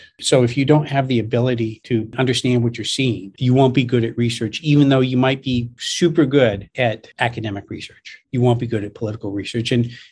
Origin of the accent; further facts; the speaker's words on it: San Francisco, California, United States; I'm this kid from San Francisco